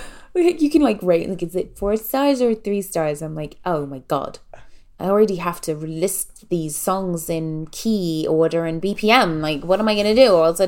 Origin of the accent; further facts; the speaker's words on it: England, United Kingdom; I have a low tolerance for dancing because I was raised in England.